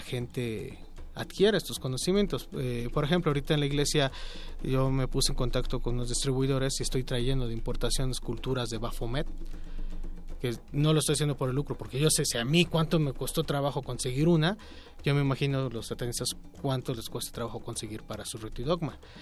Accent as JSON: {"language": "Spanish", "country": "Mexico", "said": "nosotros como mexicanos"}